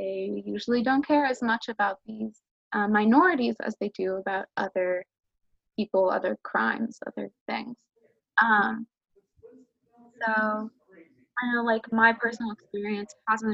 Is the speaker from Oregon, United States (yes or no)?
no; Los Angeles, California, United States; I'm from California, I'm from